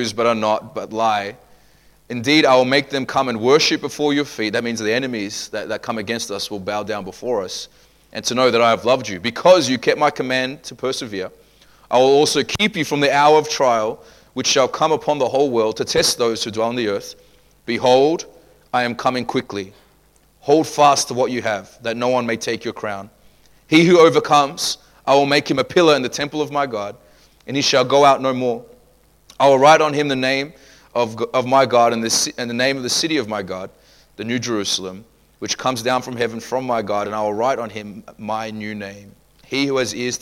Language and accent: English; Australia; growing up in Australia